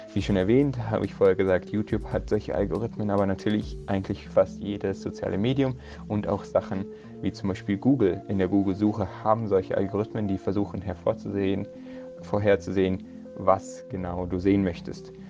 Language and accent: German; Munich, Bavaria, Germany; Ich bin in München geboren und aufgewachsen und studiere auch hier an der Technischen Universität von München